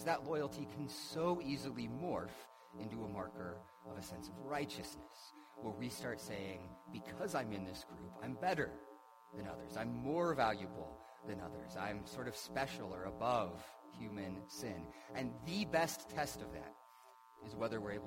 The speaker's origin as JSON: {"language": "English", "country": "United States", "said": "I am an American, and I love living in America."}